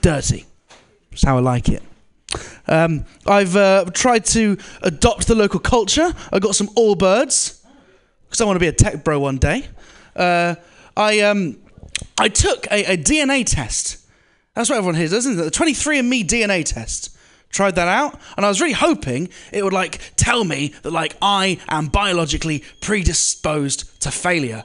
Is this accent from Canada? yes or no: no; United Kingdom; I'm one of the good British guys